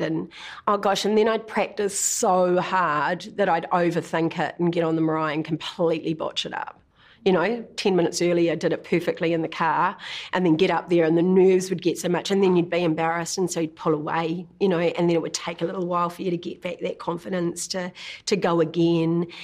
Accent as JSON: {"language": "English", "town": "Kinloch", "region": "Waikato", "country": "New Zealand", "tie": "born or raised there", "moved": "yes", "said": "we grew up in Kinloch predominantly, you know, on the shores of Lake Taupo"}